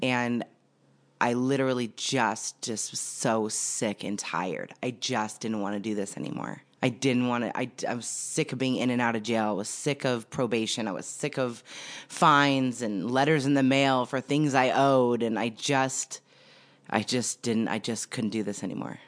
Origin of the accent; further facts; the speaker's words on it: Santa Clarita, California, United States; I grew up in Santa Clarita Valley, California.